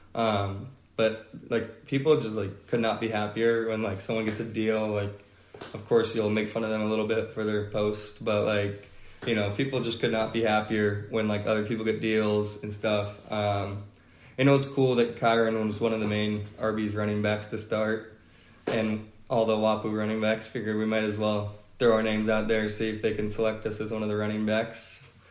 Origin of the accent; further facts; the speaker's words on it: Atlanta, Georgia, United States; I'm from Atlanta, Georgia